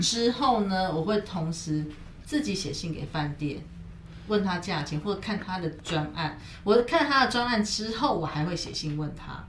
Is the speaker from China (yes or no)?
no; Taiwan; 身为台湾人的，我们